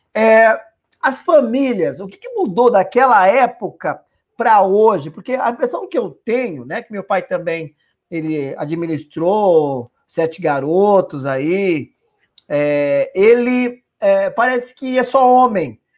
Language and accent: Portuguese; São Paulo, Brazil; a gente é nascido e criado aqui na Brasilândia